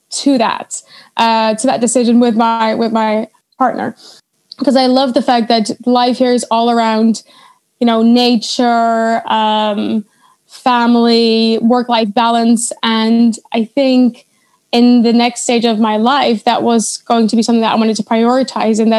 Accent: Leiden, South Holland, Netherlands; now in Stockholm, Sweden; I'm from Leiden.

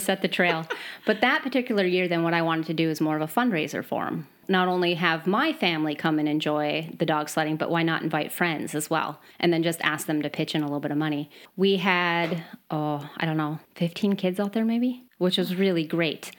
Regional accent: Midwest, Michigan, United States; moved away as an adult; now in Sweden; I am from the Midwest

